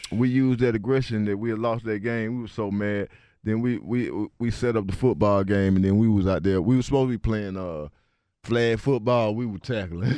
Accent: East Point, Georgia, United States; I'm from East Point

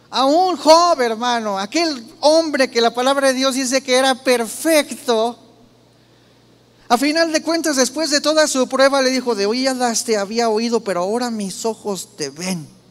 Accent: Mexico

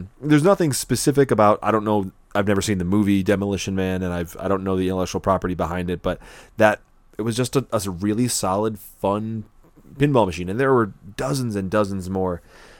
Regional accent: West Seneca, New York, United States; When I was a kid growing up in West Seneca, New York

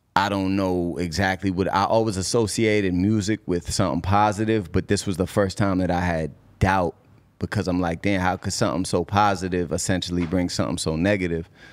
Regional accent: Cambridge, Massachusetts, United States; also born or lived in Boston; I'm from Cambridge.

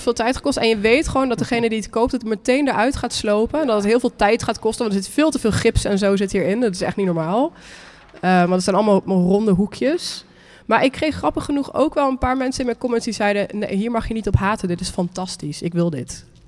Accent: Nijmegen, Gelderland, Netherlands; in Nijmegen, waar ik vandaan kom

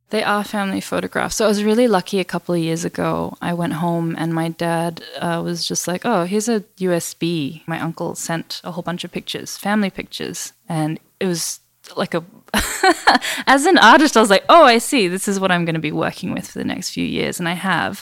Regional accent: Perth, Western Australia, Australia; first language English; So I'm originally from Western Australia. Grew up in Perth in the 90s

